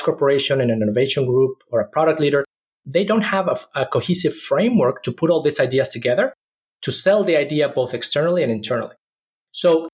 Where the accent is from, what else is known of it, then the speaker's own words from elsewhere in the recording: Mexico City, Mexico; moved away; also born or lived in Austin / Silicon Valley; I grew up in Mexico City, which is one of the most polluted cities in the world.